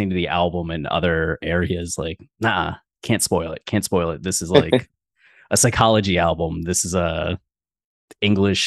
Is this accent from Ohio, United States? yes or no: yes; Ohio, United States; now in Austin, United States; Ohio, when I was growing up in Ohio, everything was 20 to 40 minutes for a drive